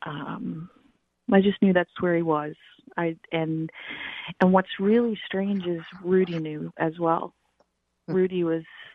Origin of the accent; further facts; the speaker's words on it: Newfoundland and Labrador, Canada; I grew up on an island in the North Atlantic